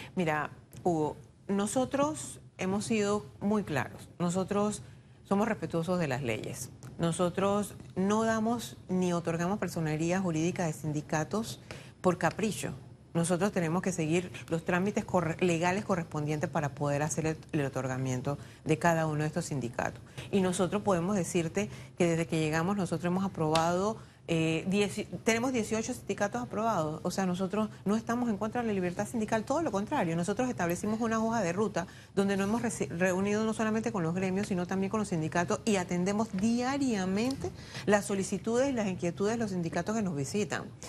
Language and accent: Spanish; Panama; Todos somos panameños.